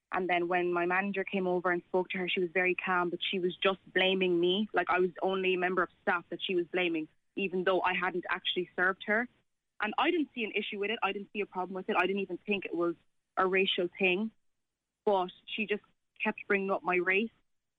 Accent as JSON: {"language": "English", "country": "Ireland", "tie": "born or raised there", "said": "Like, I was born and raised here, and I'd like to think of myself as an Irish person, and I don't need other people to tell me I'm not"}